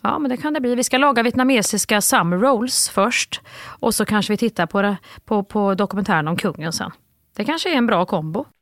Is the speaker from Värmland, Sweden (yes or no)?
yes; Värmland, Sweden; accent: Värmland dialect; min värmländska